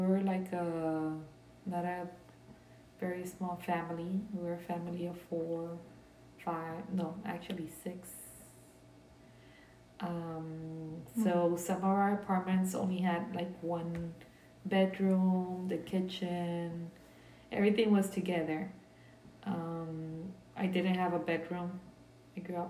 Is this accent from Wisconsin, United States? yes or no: no; Brownsville, Texas, United States; first language Spanish; English is a second language; also born or lived in Harlingen, Texas / Matamoros, Tamaulipas, Mexico; I grew up like in different areas in here in the United States in Brownsville, but and I also grew up in Mexico in Matamoros, Tamaulipas, right across from Brownsville